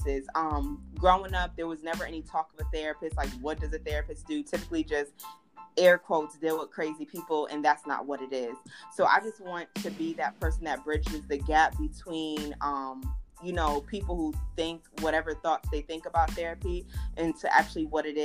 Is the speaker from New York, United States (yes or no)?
yes; Newburgh, New York, United States; moved away as an adult; now in North Carolina, United States; I'm originally from Newburgh, New York. That's where I represent all day.